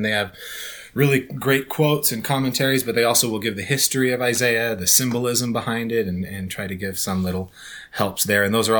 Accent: Arizona, United States; We grew up in Arizona

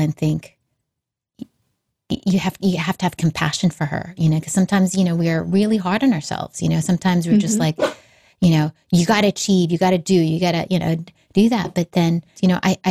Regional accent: Hawaii, United States; also born or lived in Australia; I grew up in Hawaii, but at that time, I think I was in Australia. We were in Australia for a couple of years

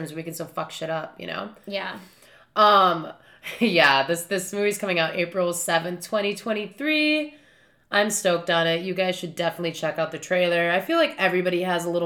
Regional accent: Chicago, Illinois, United States; I'm from Chicago

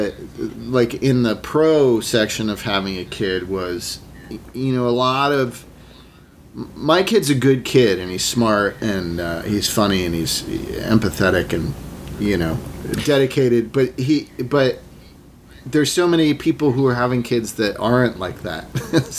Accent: Sherborn, Massachusetts, United States; also born or lived in New York; now in Los Angeles, United States; I grew up in a little town called Sherborne in Massachusetts, or Sherbin, as they say, in Massachusetts

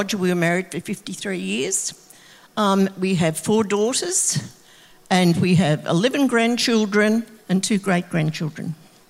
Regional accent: Geelong, Victoria, Australia; I actually was born in Geelong during the Second World War. And when I was born, we stayed with a family of great-grandparents, grandparents, my mum, my auntie and myself, living in a three-bedroom house right down on near the station.

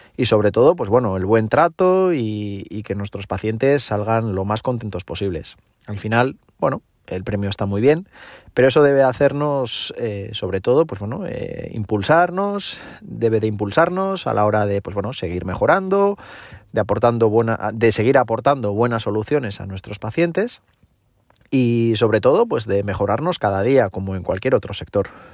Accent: Eibar, Basque Country, Spain; yo soy de Eibar

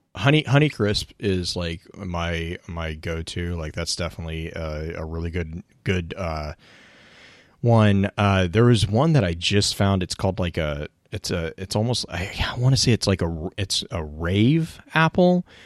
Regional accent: the South, United States; also born or lived in West Texas; growing up in the South

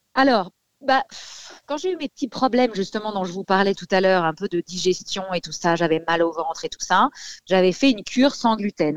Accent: Paris, Île-de-France, France; je suis parisienne

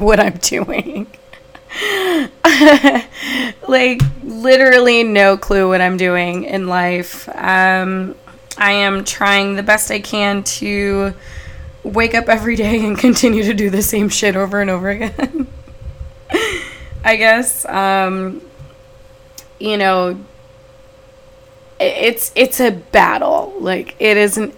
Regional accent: Houston, Texas, United States; also born or lived in Los Angeles, California; I was born in LA. Moved to Houston when I was a young child. I grew up in Houston, Houston's Third Ward

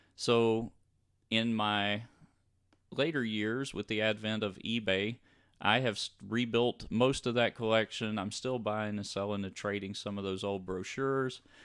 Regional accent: Louisiana, United States; we grew up in Louisiana

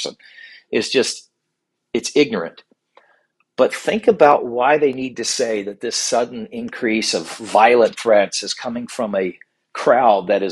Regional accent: Virginia, United States; in Virginia, especially in my home state

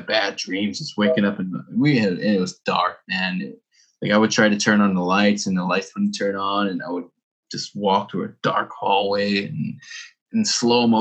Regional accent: New York City, New York, United States; also born or lived in Arizona; now in Tokyo, Japan; I was born in Brooklyn.

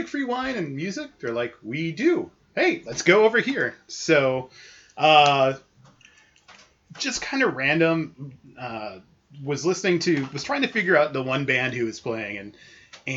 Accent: Wisconsin, United States; We're from Wisconsin

